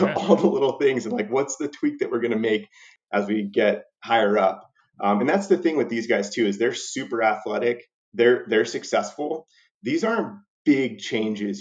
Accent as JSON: {"language": "English", "region": "Southern California", "country": "United States", "tie": "born or raised there", "said": "big Dodger fan growing up in Southern California"}